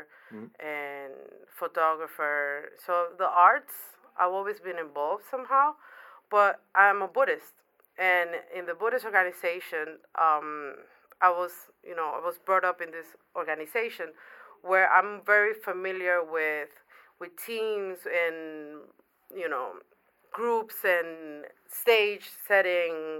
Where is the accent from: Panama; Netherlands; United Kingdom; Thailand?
Panama; moved away as an adult; also born or lived in New York City; now in New York, United States; I was born in Panama. Okay. I've been in New York for 12 years. It's the first city that I moved from Panama